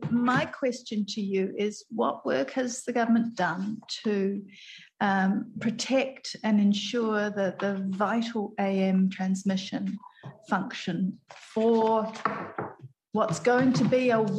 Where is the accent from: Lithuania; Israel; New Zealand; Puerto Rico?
New Zealand; Whangarei, Northland; As you know, I'm from Te Tai Tokerau Whangarei, uh, and we were recently quite seriously hit by the lovely Gabrielle.